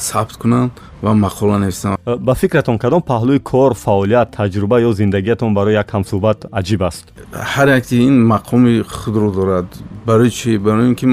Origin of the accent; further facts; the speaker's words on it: Istaravshan, Sughd, Tajikistan; ман дар шаҳри истаравшан деҳаи суфиориф таваллуд ёфтам